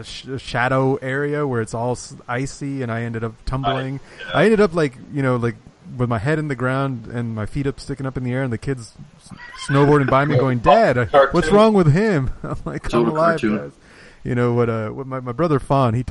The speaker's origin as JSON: {"language": "English", "town": "San Diego", "region": "California", "country": "United States", "said": "I'm from San Diego"}